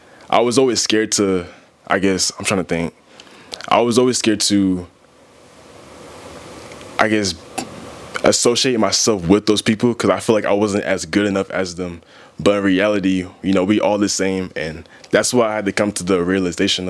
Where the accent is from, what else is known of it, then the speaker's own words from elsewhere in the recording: Marietta, Georgia, United States; I grew up in Marietta, Georgia